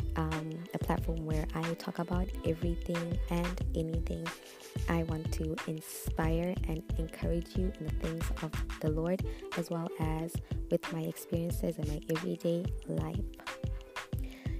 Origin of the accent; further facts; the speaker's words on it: Botswana; now in Zambia; I am a Zambian. I was born and raised in Botswana